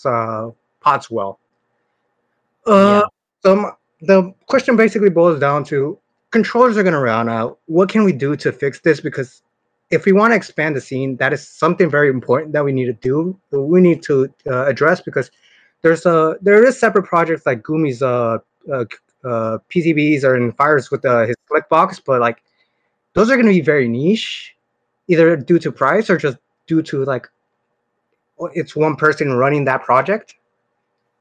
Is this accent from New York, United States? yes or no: no; Northern California, United States; I'm from NorCal.